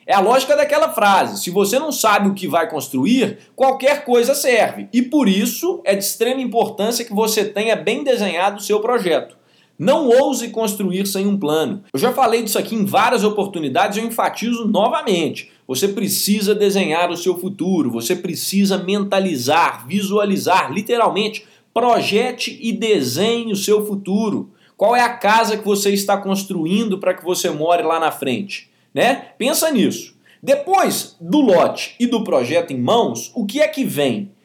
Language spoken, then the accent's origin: Portuguese; Belo Horizonte, Minas Gerais, Brazil; nascido em 3 de 2 de 1997, em Belo Horizonte